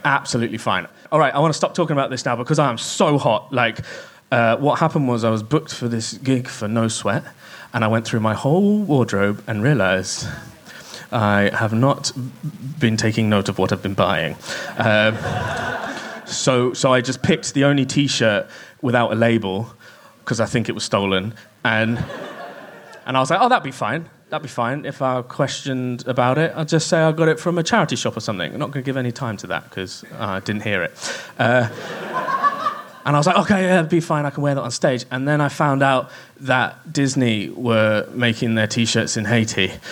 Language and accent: English; Kent, South East England, United Kingdom; I grew up in Kent